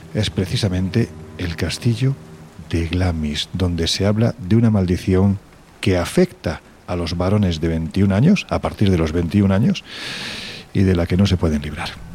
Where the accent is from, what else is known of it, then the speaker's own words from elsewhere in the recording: Jaén, Andalusia, Spain; mi tierra, Jaén